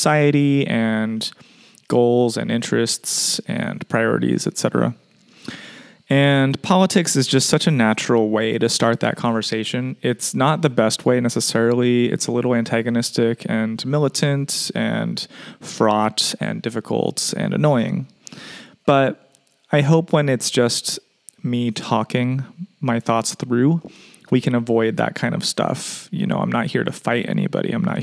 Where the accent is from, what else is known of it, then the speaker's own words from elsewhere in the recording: United States; as an American